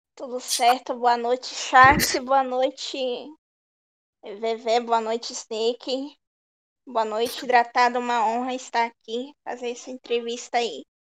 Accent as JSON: {"language": "Portuguese", "town": "Cubatão", "region": "São Paulo", "country": "Brazil", "said": "eu sou aqui de Cubatão, São Paulo"}